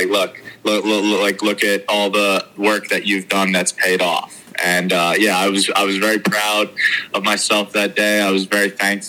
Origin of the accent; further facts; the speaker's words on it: Philadelphia, Pennsylvania, United States; I was from Philadelphia and a huge Phillies fan